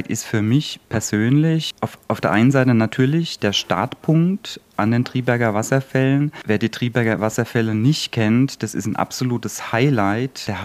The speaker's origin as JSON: {"language": "German", "town": "Mannheim", "region": "Baden-Württemberg", "country": "Germany", "also_born_or_lived": "Palatinate Forest", "said": "bin aus Mannheim, geboren im Pfälzerwald. Also ich komme auch aus einer Waldregion, auch aus dem Mittelgebirge."}